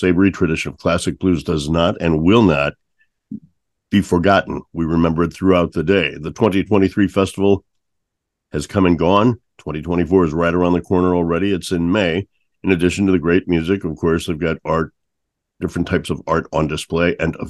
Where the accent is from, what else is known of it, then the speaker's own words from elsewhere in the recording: St. Louis, Missouri, United States; Growing up in St. Louis